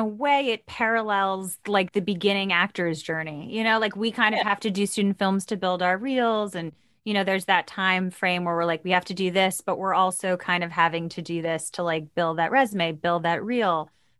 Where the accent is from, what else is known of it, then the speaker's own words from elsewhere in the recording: New York, United States; I grew up in New York.